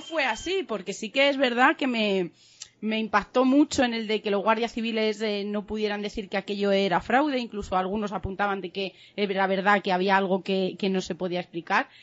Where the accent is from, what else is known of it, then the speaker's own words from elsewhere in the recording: Saucedilla, Extremadura, Spain; soy de Saucedilla